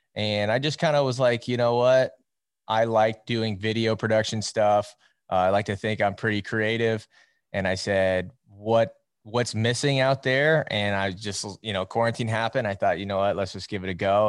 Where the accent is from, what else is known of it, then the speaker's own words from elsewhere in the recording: Iowa, United States; I'm from Iowa, and as you know, and most people know, it's wrestling country around here. Um, I grew up around the sport